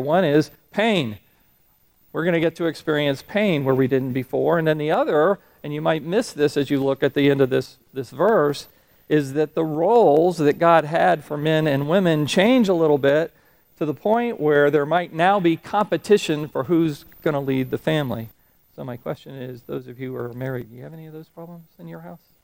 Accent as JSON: {"language": "English", "region": "Florida", "country": "United States", "tie": "born or raised there", "also_born_or_lived": "Huntsville, Alabama", "moved": "as an adult", "said": "I grew up in Florida, and I'm used to Florida weather patterns"}